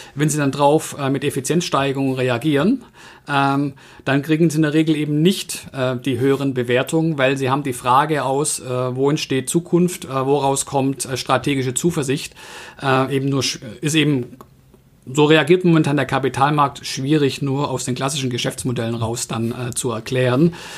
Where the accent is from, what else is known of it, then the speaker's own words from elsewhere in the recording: Swabia, Germany; als Schwabe